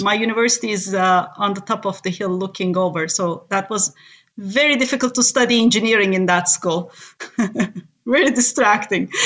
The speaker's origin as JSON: {"language": "English", "country": "Turkey", "tie": "born or raised there", "first_language": "Turkish", "second_language": "English", "moved": "yes", "said": "I'm from Turkey, born and raised"}